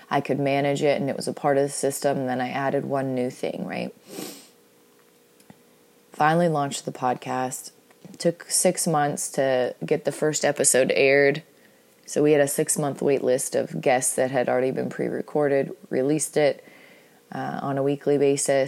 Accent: Seattle, Washington, United States; I'm from Seattle, so that matters to my Seattle pride and my blood.

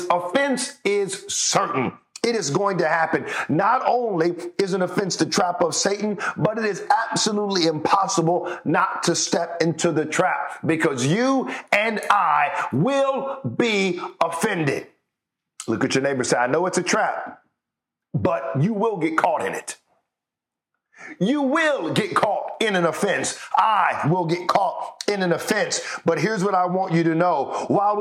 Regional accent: United States; we're from the States

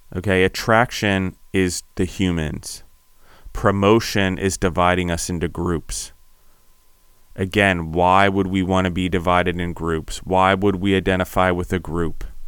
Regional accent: United States; When I call myself an Italian American

